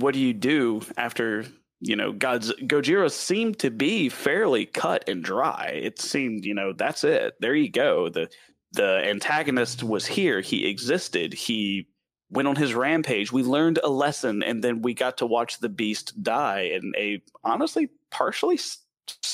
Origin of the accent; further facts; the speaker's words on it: the South, United States; accent: southern; my southern accent